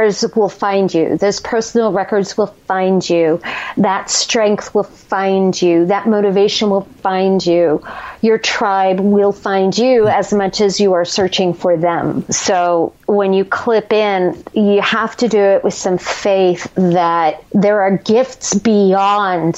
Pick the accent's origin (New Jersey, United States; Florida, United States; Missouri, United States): New Jersey, United States; we're both from Jersey